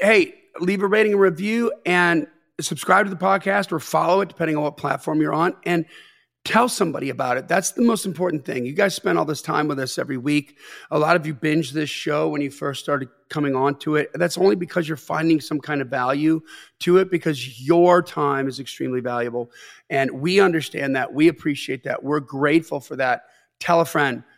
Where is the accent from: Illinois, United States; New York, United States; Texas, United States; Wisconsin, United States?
Wisconsin, United States; Delavan; I grew up in Delvin, Wisconsin